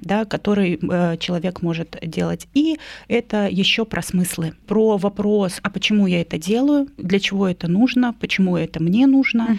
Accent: a small town in Irkutsk Oblast, Russia; moved away as an adult; now in Moscow, Russia; я не москвичка, я приехала из маленького города города, из Иркутской области.

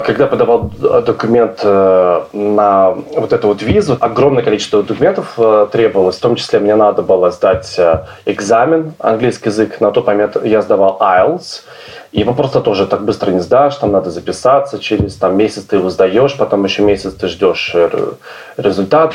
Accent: Obninsk, Kaluga Oblast, Russia; moved away as an adult; also born or lived in Moscow; now in London, United Kingdom; Я вырос в Обнинске в, в маленьком э, в, в общежитии и лет 20 там прожил

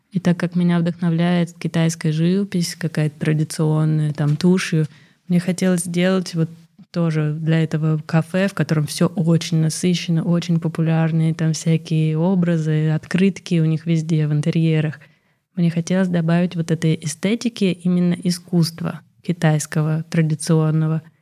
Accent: Russia; accent: Russian; Наверное, я говорю с ужасным русским акцентом.

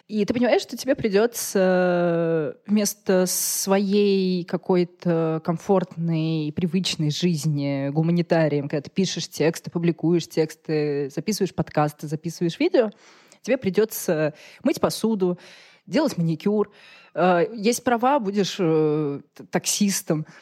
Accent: Russia; я из России

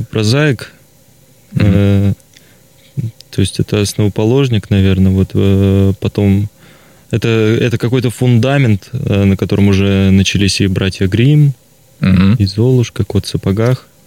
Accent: Surgut, Khanty-Mansi Autonomous Okrug, Russia; Вообще, я, я из Сургута.

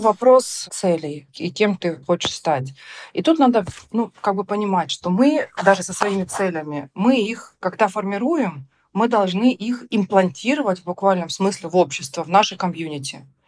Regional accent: Rostov-on-Don, Rostov Oblast, Russia; moved away; я такая девочка из Ростова

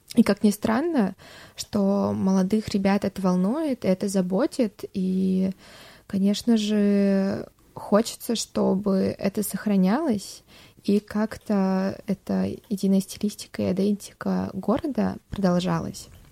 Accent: Tomsk, Tomsk Oblast, Russia; мы из Томска

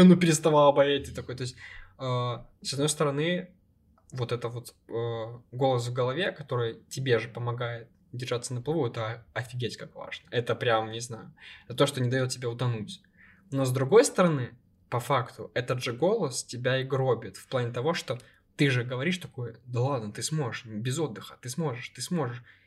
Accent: Ukraine; я из Украины

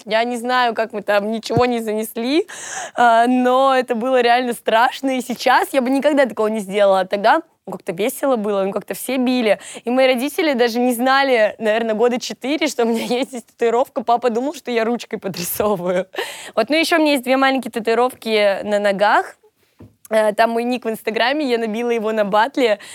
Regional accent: Volgograd, Volgograd Oblast, Russia; moved away as an adult; now in Moscow, Russia; Они у меня из Волгограда, и я сама из Волгограда», то есть я переехала в Москву только год назад

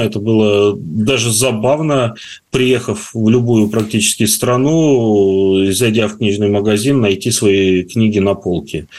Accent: Taraz, Jambyl Region, Kazakhstan; moved away; also born or lived in Karatau, Kazakhstan; Каратау, и Джамбул, где я жил больше, скажем так, э, в детстве

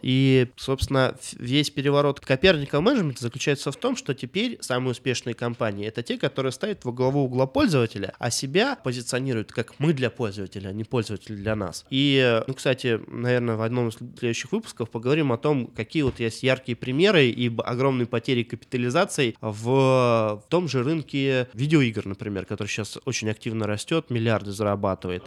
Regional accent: Russia; мой родной город Томск всего 300 лет существует

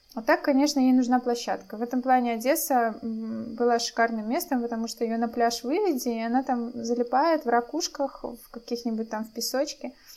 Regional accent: Belarus; moved away as an adult; now in Poland; мы из Беларуси

